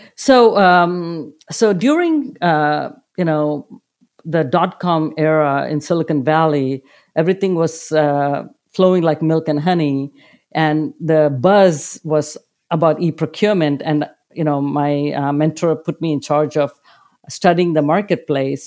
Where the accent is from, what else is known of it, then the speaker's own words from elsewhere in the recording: India; moved away; Growing up in India, I led a very privileged life